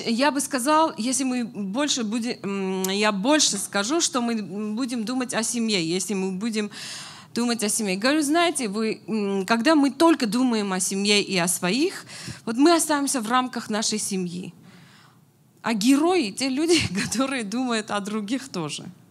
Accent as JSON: {"language": "Russian", "country": "Armenia", "moved": "yes", "lives_now": "Moscow, Russia", "said": "мы, как армяне"}